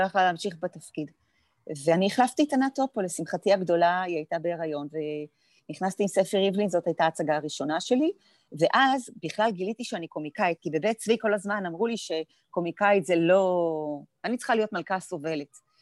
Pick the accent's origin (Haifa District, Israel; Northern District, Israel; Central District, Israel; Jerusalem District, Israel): Northern District, Israel; Afula; היינו יחד בעמק יזרעאל, גדלנו